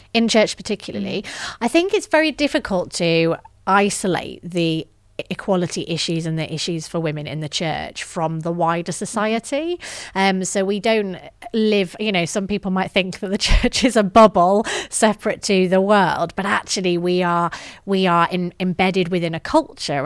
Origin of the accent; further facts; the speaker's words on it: the north of England, United Kingdom; grew up in the north of England, as my accent may betray